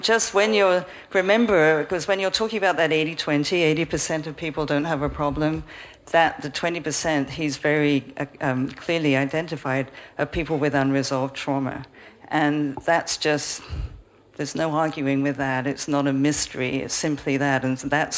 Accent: Vancouver, British Columbia, Canada; I'm actually from Vancouver, Canada

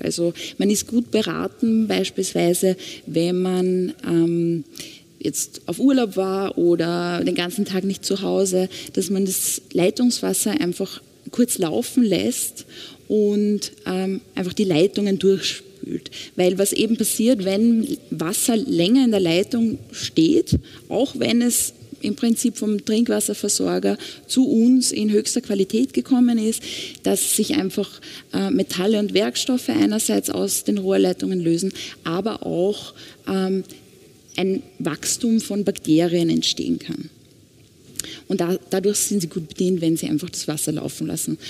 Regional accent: Austria; Bei uns in Österreich

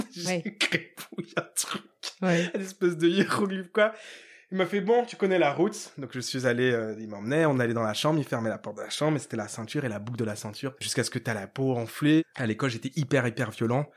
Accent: Ivry-sur-Seine, Île-de-France, France; je suis né à Ivry dans, dans, dans 94

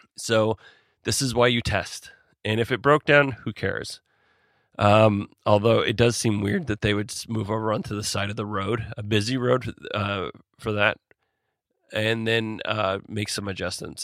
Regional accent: Alaska, United States; I'm from Alaska, and most of my family and friends work in some way around

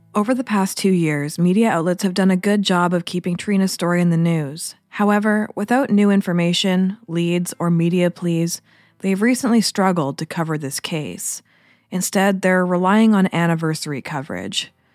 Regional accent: Port Moody, British Columbia, Canada; now in Vancouver Island, Canada; I grew up in Port Moody

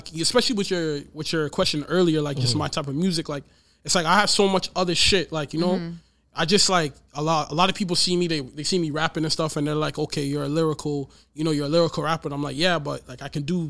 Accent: Courtice, Ontario, Canada; I'm from a little town. Like, I'm from Curtis.

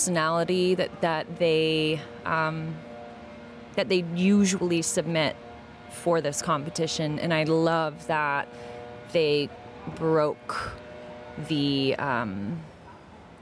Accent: United States; I wasn't born in Armenia. I was born in the States, but I'm Armenian

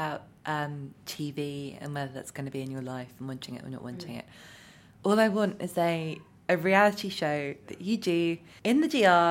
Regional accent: United Kingdom; as a British person

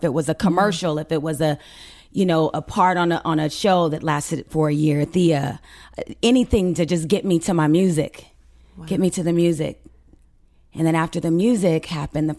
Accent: Carson, California, United States; also born or lived in Mississippi; I was born there, yes. But we grew up in Carson, California.

